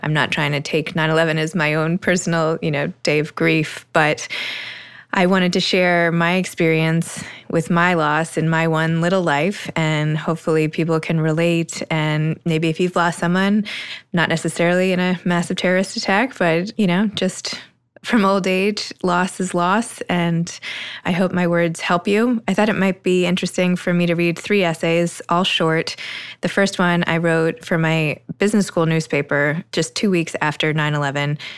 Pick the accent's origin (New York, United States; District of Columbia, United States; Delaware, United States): New York, United States; New York City; moved away as an adult; my hometown